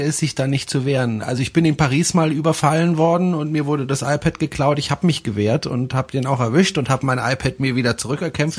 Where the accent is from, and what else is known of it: Germany